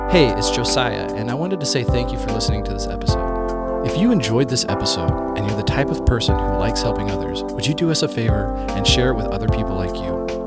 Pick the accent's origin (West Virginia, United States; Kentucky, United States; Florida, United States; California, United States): West Virginia, United States; I grew up in West Virginia